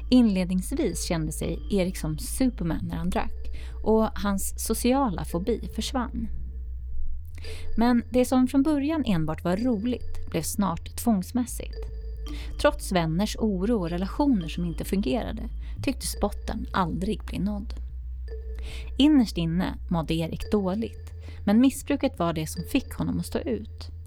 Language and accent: Swedish; Gotland, Sweden; Och jag är från Gotland också